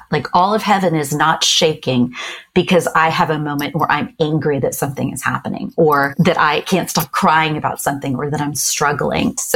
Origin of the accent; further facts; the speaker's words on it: Japan; I grew up in Japan. And so I've always loved cherry blossom trees.